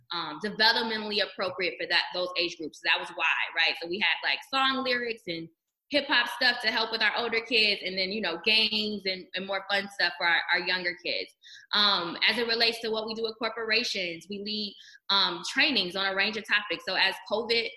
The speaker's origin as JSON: {"language": "English", "town": "Detroit", "region": "Michigan", "country": "United States", "said": "I was in Michigan at the time working at U of M, but I'm from Detroit"}